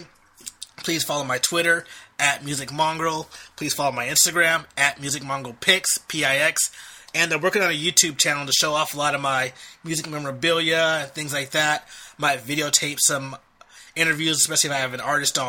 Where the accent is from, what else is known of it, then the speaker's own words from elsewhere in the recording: Long Beach, California, United States; also born or lived in San Francisco; I grew up in Long Beach, California, which is right between LA and Orange County